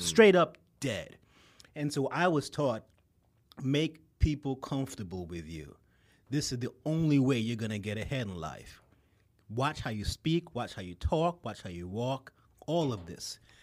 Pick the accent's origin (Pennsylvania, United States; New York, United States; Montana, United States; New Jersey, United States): New York, United States; New York City; also born or lived in Brooklyn; I'm a native son. I grew up in Queens.